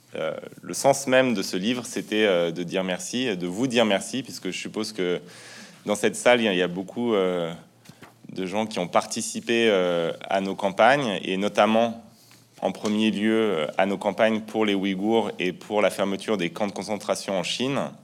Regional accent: France; quand on est français, même si on vient d'extrêmement loin, si sa famille euh, est euh, immigrée, comme la mienne par exemple

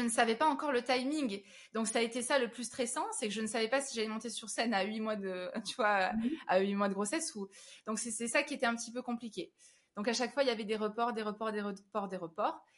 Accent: Avignon, Provence-Alpes-Côte d'Azur, France; now in Paris, France; je suis originaire d'Avignon

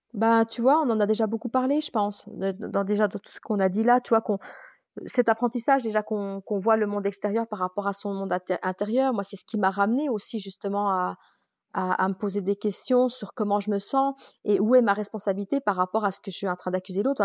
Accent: Jura, Bourgogne-Franche-Comté, France; moved away as an adult; je suis jurassienne

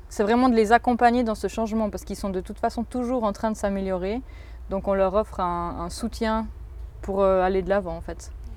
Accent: Saillon, Valais, Switzerland; j'ai grandi à Saillon

